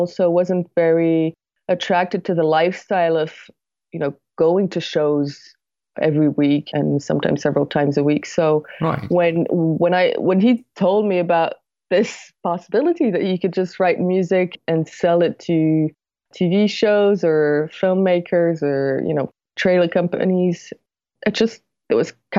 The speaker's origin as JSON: {"language": "English", "town": "Paris", "region": "Île-de-France", "country": "France", "said": "But yes, I am from France, and right. I've lived in Paris most of my life."}